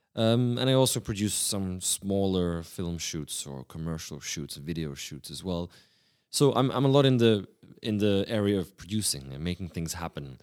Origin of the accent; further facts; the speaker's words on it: Prague, Czechia; also born or lived in Sydney, Australia; I started a new life in, in the beautiful city of Prague.